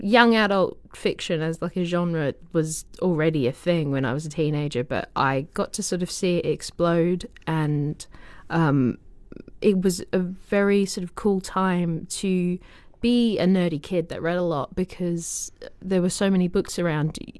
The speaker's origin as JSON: {"language": "English", "country": "Australia", "tie": "born or raised there", "moved": "yes", "said": "I'm from Australia"}